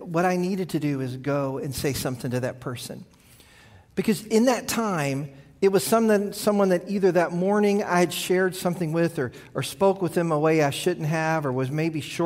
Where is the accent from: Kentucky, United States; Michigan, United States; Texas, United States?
Kentucky, United States; I grew up in Kentucky